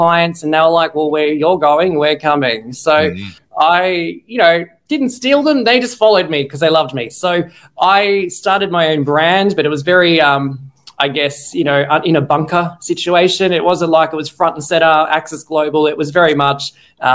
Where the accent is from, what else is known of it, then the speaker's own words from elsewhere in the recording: Australia; I'm Aussie-Australian marketing geek